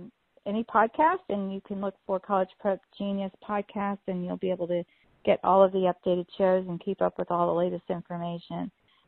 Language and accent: English; Florida, United States; we're from Florida